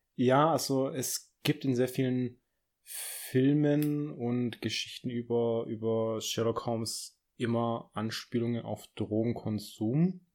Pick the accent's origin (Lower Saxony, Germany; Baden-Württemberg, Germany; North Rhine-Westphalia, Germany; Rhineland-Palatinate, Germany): Baden-Württemberg, Germany; Stuttgart area; ich komme ja aus der Gegend